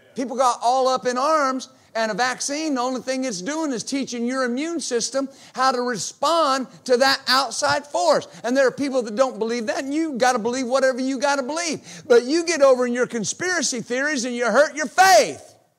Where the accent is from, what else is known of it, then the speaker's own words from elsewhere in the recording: United States; I exercise my right as an American